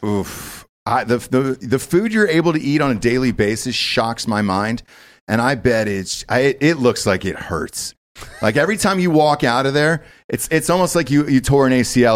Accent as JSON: {"language": "English", "region": "Georgia", "country": "United States", "said": "I'm from Georgia"}